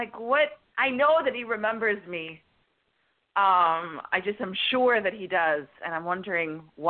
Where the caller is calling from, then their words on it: Florida, United States; I'm calling from Florida.